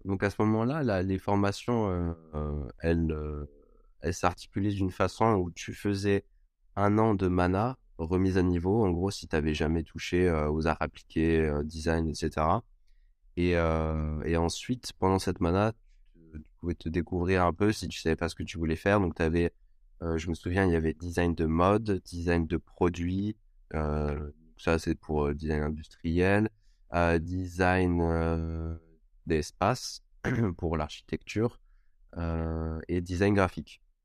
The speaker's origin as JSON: {"language": "French", "town": "Cannes", "region": "Provence-Alpes-Côte d'Azur", "country": "France", "also_born_or_lived": "Montpellier", "moved": "as an adult", "said": "je viens de Cannes à la base"}